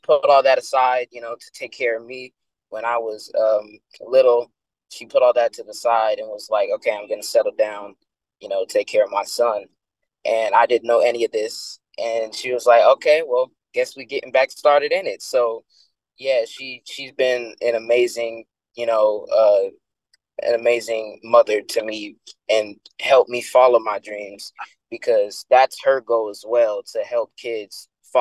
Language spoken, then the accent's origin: English; Connecticut, United States; I grew up in Connecticut. That's my home